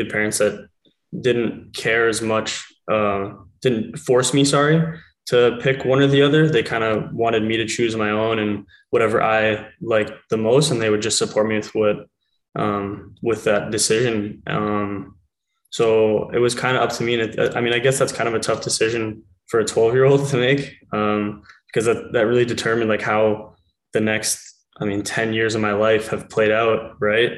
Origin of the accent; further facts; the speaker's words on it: King City, Ontario, Canada; also born or lived in Penn State; I was born in live in King City, Ontario